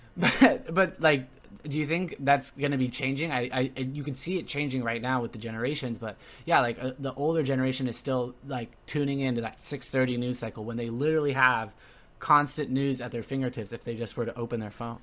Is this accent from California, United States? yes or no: yes; Orange County, Southern California, United States; moved away as an adult; also born or lived in Providence; I'm originally, uh, born and raised in Southern California, Orange County area